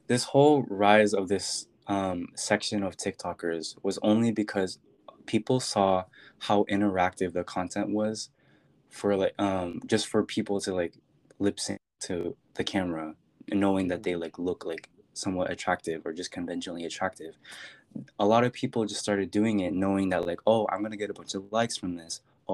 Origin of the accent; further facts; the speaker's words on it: Philippines; I'm Filipino.